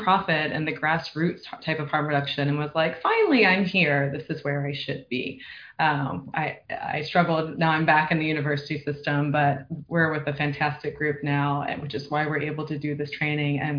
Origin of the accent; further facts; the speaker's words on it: Virginia, United States; moved away as an adult; also born or lived in Seattle / New York; now in Los Angeles, United States; I'm from Virginia. I went to grad school and worked in Seattle and then New York